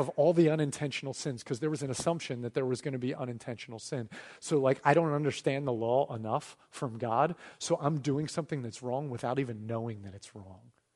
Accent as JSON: {"language": "English", "country": "United States", "said": "as an American citizen"}